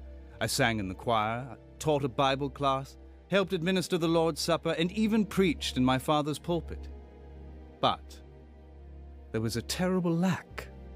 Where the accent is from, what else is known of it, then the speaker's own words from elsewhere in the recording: Cardiff, Wales, United Kingdom; born there; You see, I was born in Cardiff, Wales, the son of the pastor of one of the largest churches in the west of Britain.